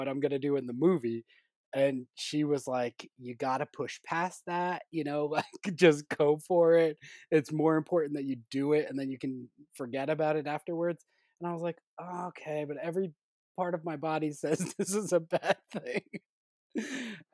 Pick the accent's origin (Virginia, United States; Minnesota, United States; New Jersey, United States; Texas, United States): New Jersey, United States; also born or lived in New York; New Jersey, my home state